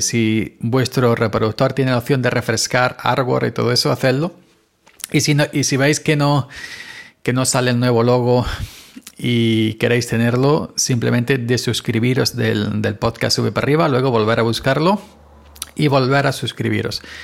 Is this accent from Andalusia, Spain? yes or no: yes; Granada, Andalusia, Spain; moved away; yo soy granaíno, ya sabéis. Así que desde aquí un abrazo, aunque no vivo en Granada, pero soy granadino